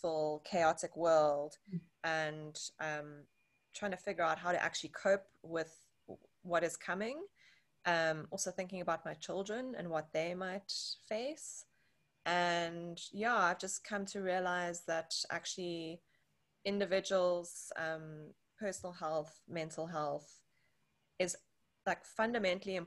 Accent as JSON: {"language": "English", "town": "Johannesburg", "region": "Gauteng", "country": "South Africa", "tie": "born or raised there", "moved": "yes", "lives_now": "Cape Town, South Africa", "said": "I live in Cape Town in South Africa. Was born and raised in Johannesburg, also in South Africa"}